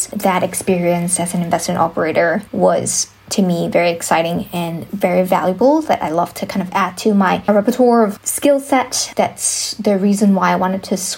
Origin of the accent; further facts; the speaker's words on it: Malaysia; moved away as an adult; also born or lived in Stanford, United States / Hong Kong / Singapore / Sydney, Australia; I was born in Malaysia